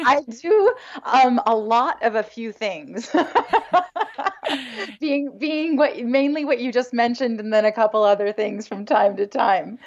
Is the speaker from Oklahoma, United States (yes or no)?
no; Hingham, Massachusetts, United States; also born or lived in Connecticut; I'm from Hingham